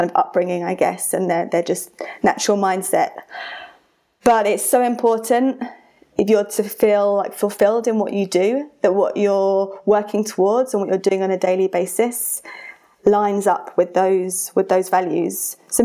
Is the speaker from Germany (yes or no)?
no; United Kingdom; now in Colorado, United States; I have an accent because I'm British, but I now live in Colorado.